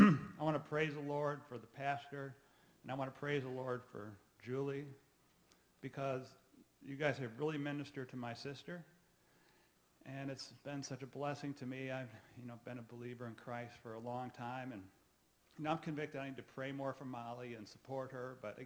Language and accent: English; St. Louis, Missouri, United States; My younger sister is Molly, and I'm from St. Louis.